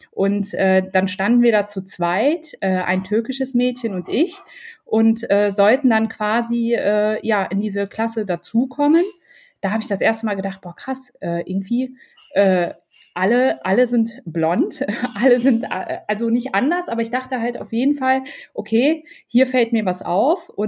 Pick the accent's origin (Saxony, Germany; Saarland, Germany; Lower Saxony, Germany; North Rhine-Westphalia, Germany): North Rhine-Westphalia, Germany; now in Düsseldorf, Germany; ich bin jetzt eigentlich in Düsseldorf. Ähm, ursprünglich äh, komme ich aus der Nähe von Köln äh, meine Eltern äh, sind aus Marokko, also äh, ich habe einen marokkanischen Ursprung.